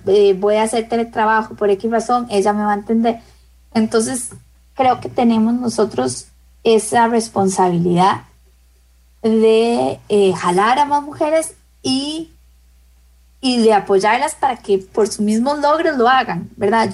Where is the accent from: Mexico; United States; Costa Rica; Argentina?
Costa Rica; en mi país